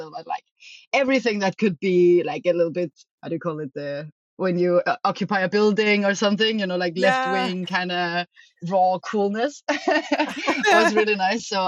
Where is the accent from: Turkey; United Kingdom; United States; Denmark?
Denmark; also born or lived in Amsterdam; now in Berlin, Germany; I am from Denmark and I'm living in Berlin right now in Germany